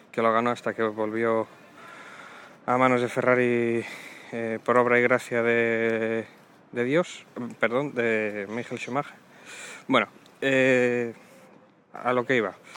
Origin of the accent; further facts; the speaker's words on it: Asturias, Spain; also born or lived in Avilés; soy asturiano. Yo vivo en Avilés, a pocos kilómetros de Oviedo.